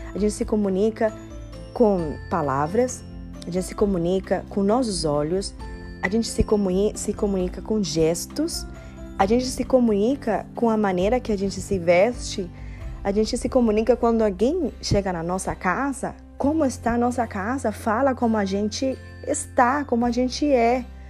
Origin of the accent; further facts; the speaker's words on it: Cuba; Portuguese is a second language; now in Miami, United States; Eu sou cubana